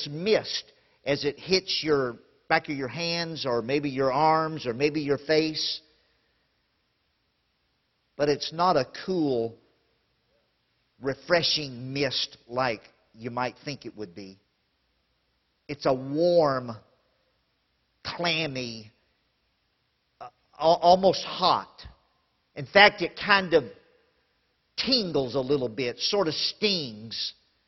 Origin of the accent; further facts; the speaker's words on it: Louisiana, United States; I grew up in Louisiana, and we had lots of lakes in Louisiana